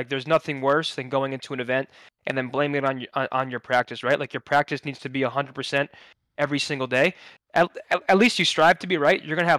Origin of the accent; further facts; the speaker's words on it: New Jersey, United States; Born and raised in New Jersey, New York sports